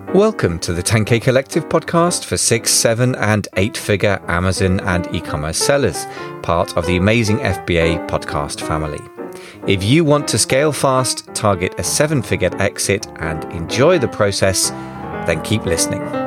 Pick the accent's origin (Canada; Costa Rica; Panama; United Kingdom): United Kingdom; accent: English; now in United States; being British in America